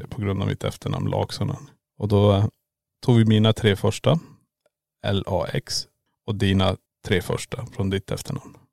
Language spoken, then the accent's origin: Swedish; Kiruna, Norrbotten County, Sweden; born or raised there; moved away as an adult; now in Borås, Sweden